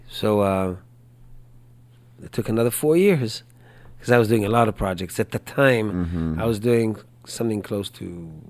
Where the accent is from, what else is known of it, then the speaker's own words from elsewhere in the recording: Israel; also born or lived in Spain; now in Houston, United States; Because I come from Israel, but I lived in Spain too